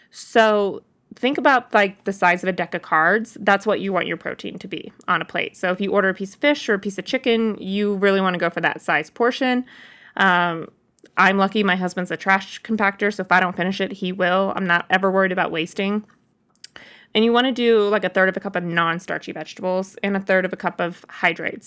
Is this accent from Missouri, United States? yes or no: yes; Boonville, Missouri, United States; moved away; I was in my hometown in Booneville, Missouri